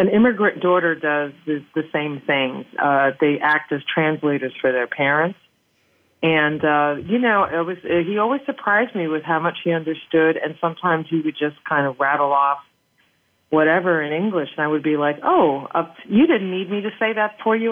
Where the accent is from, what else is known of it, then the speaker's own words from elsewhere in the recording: New York City, New York, United States; moved away as an adult; also born or lived in Hudson County, New Jersey / Dominican Republic (parents); now in Paris, France; I'm originally from New York City, and I spent a lot of my life living in New York City and in New Jersey in the Hudson County area